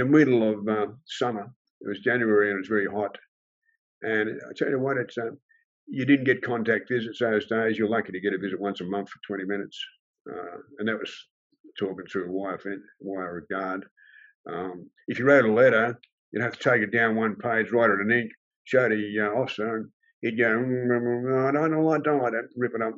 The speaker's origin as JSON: {"language": "English", "town": "Sydney", "region": "New South Wales", "country": "Australia", "tie": "born or raised there", "also_born_or_lived": "Fairfield", "said": "I grew up, Balmain, went to school there and in Fairfield"}